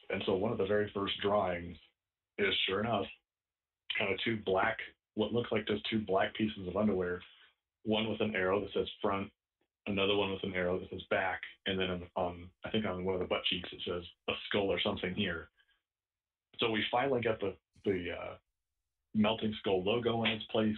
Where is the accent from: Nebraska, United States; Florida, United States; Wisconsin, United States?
Nebraska, United States; Omaha; now in San Diego, United States